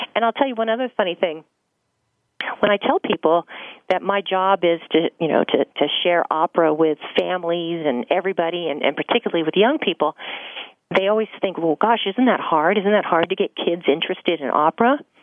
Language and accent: English; Los Angeles, California, United States; I grew up here in Los Angeles